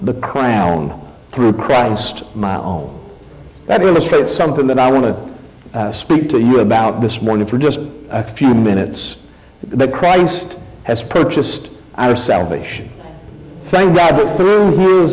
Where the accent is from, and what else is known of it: United States